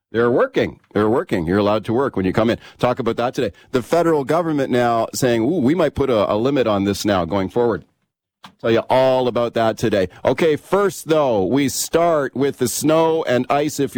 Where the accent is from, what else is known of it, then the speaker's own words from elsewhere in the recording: Winnipeg, Manitoba, Canada; I'm from Winnipeg. I know all about cold, snowy winter. Out here, they haven't got a clue.